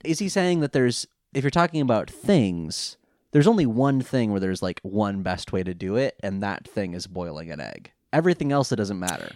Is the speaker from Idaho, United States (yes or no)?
no; California, United States; now in England; I'm from California.